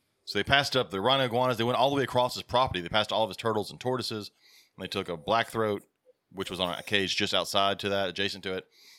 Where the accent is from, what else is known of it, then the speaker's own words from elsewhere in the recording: Ontario, Canada; I'm from Ontario, Canada, and the black dragon